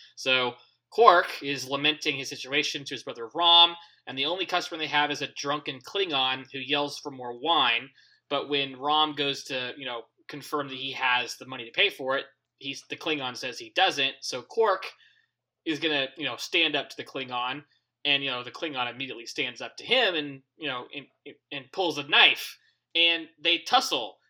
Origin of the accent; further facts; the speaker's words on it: United States; I'm an American